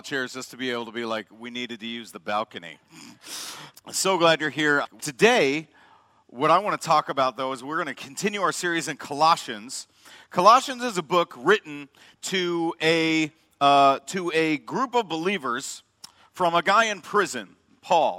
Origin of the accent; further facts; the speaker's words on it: Chicago, Illinois, United States; moved away as an adult; also born or lived in Madison, Wisconsin; I grew up in the South Suburbs, South Side Pride